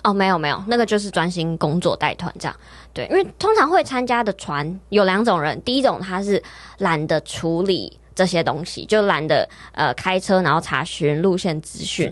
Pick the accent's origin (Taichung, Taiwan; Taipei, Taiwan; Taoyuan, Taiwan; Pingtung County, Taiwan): Taipei, Taiwan; 我是在台北土生土长嗯。的小孩